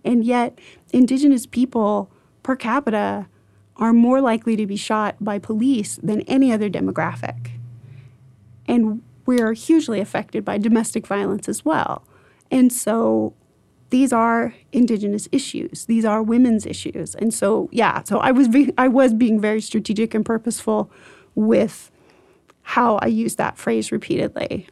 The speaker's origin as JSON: {"language": "English", "region": "rural Iowa", "country": "United States", "tie": "born or raised there", "said": "in rural Iowa where I grew up"}